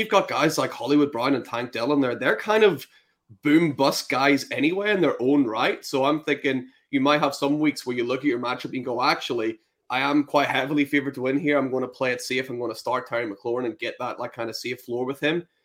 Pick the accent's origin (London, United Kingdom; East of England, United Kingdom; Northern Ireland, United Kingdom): Northern Ireland, United Kingdom; now in Scotland, United Kingdom; I'm originally from Northern Ireland